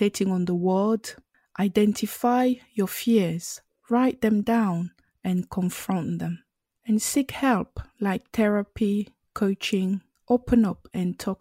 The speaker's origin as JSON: {"language": "English", "country": "Cameroon", "tie": "born or raised there", "second_language": "English", "said": "I am a Cameroonian born and I speak both French and English, but I grew up on the French speaking side."}